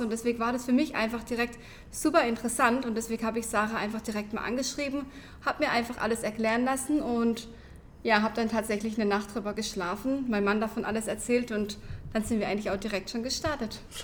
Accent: near Karlsruhe, Baden-Württemberg, Germany; wir kommen aus der Nähe von Karlsruhe, hört man vielleicht einfach auch schon an unserem Dialekt

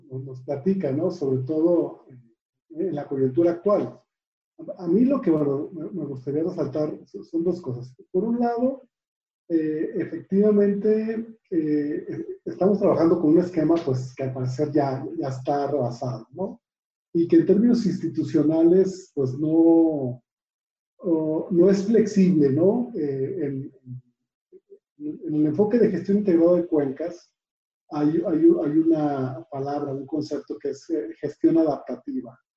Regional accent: Tamaulipas, Mexico; productores que, que, están invisibilizados, como somos de Tamaulipas

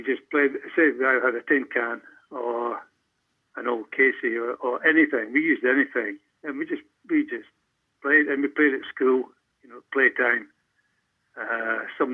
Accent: Sauchie, Scotland, United Kingdom; also born or lived in Glasgow; I was actually born in Glasgow in the hospital, but obviously from Sauchie. They sent my mother through and then back. I was brought up in Sauchie, which is a mining village.

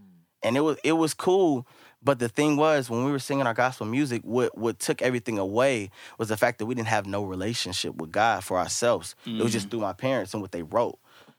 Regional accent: Richmond, California, United States; I'm born and raised in Richmond.

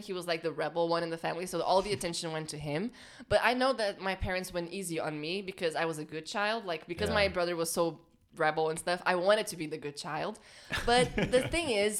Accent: Brazil; English is a second language; I'm from Brazil

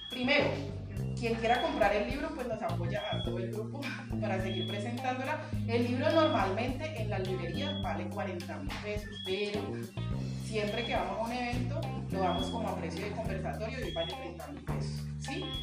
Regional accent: Cali, Valle del Cauca, Colombia; also born or lived in Pereira, Colombia; yo no soy caleña, sino que nací en Pereira. Soy una mujer blanca, mestiza, pereirana, además del eje cafetero. Cuando tenía seis años, mi mamá emigró hacia Cali con mi hermano conmigo

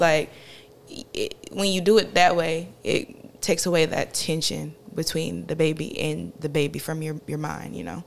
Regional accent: Farmville, North Carolina, United States; I'm from a tiny town called Farmville, North Carolina

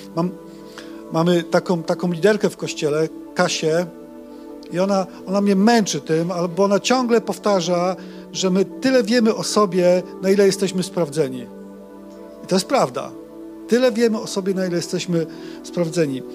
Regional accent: Silesia, Opole Voivodeship, Poland; pochodzimy z takiego malutkiego miasteczka na Opolszczyźnie. Upieramy się ciągle, że to jest Śląsk.

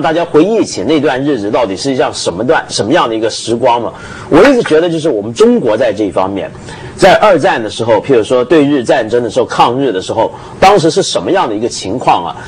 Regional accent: Taiwan; moved away; 我在小时候在台湾长大

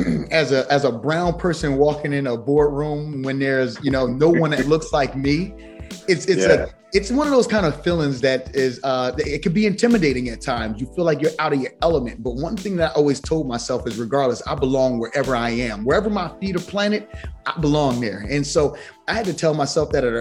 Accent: New Brunswick, New Jersey, United States; I grew up in New Brunswick, New Jersey.

